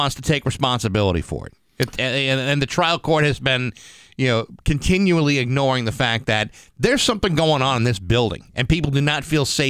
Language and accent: English; Rehoboth, Massachusetts, United States; moved away as an adult; now in Springfield area, United States; I grew up in Rehoboth, Mass. It's 45 minutes south of Boston.